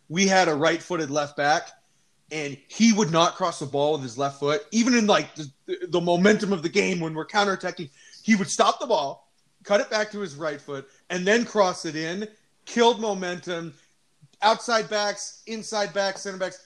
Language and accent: English; United States; we're all American.